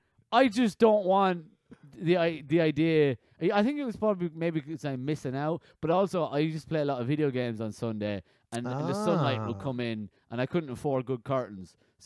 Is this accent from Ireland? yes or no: yes; west of Ireland, Ireland; also born or lived in London; I was born in London, and I moved to the west of Ireland. {S1} Mm-hmm. {S0} I lived there for 12 years and got bullied for not going to church.